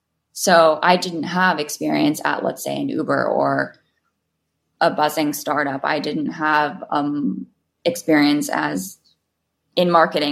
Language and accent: English; New York City, New York, United States; I was definitely drinking at 18. I was a kid in New York City.